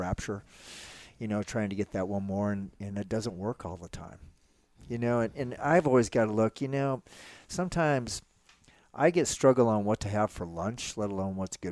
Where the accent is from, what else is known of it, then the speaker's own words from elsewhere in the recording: Nebraska, United States; I'm an only child country kid from Nebraska